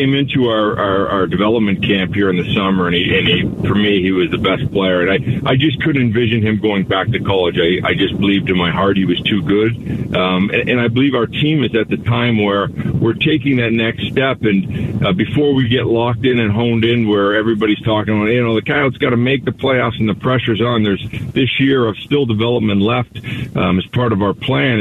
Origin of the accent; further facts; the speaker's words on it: Canada; now in Arizona, United States; I'm Canadian